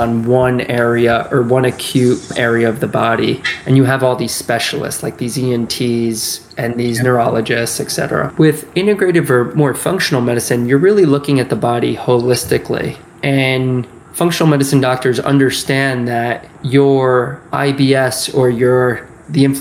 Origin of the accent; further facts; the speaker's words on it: Westchester, New York, United States; I grew up in Westchester, New York, just north of the city